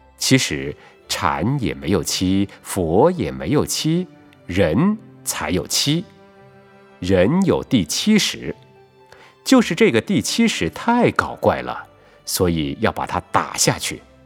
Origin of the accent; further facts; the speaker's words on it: Taiwan; 不但我们台湾人听得懂